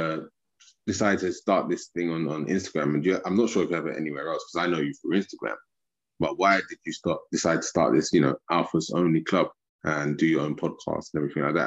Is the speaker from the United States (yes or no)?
no; United Kingdom; I'm from the UK